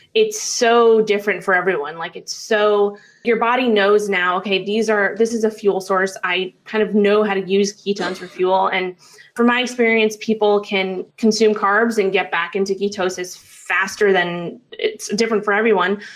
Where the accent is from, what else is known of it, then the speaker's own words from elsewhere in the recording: New York City, New York, United States; So I grew up in Manhattan, New York. That's where I'm originally from